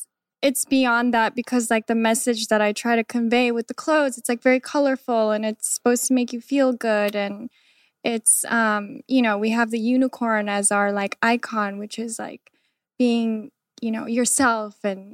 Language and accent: English; Iowa, United States; born there; I was born in the States. Okay. I was born in Iowa.